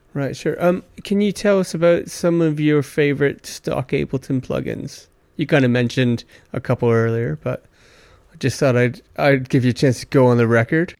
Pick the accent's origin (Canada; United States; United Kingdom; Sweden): Canada; Stratford, Ontario; I'm from Stratford, Ontario, Canada.